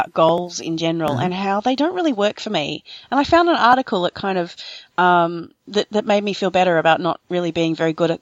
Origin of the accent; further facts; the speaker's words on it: Victoria, Australia; also born or lived in Melbourne, Australia; Victoria is my home state.